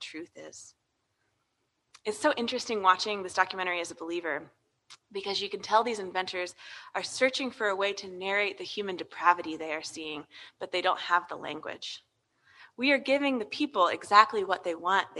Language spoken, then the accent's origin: English; United States; as American Christians